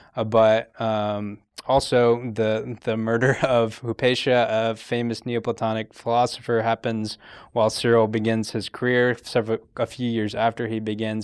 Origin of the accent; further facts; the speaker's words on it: Fayetteville, Georgia, United States; moved away as an adult; I am from uh, Fayetteville, Georgia. It's about 45 minutes south of Atlanta